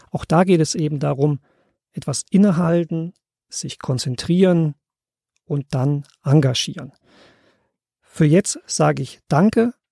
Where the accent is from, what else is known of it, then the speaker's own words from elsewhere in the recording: East Germany, Germany; ich bin selbst in der DDR groß geworden.